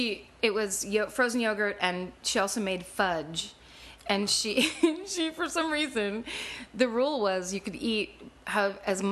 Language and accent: English; Petaluma, California, United States; Petaluma, California.